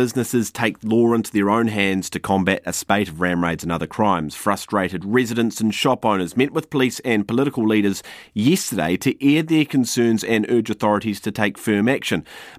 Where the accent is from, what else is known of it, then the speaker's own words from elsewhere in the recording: Wellington, New Zealand; moved away; I'm from Wellington too, but I escaped.